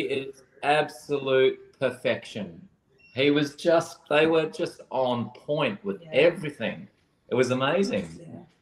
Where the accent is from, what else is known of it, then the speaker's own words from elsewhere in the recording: Australia; my home country